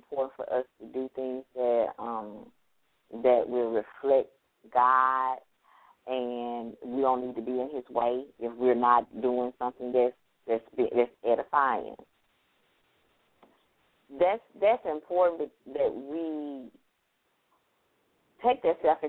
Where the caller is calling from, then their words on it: Mississippi, United States; I'm calling from Mississippi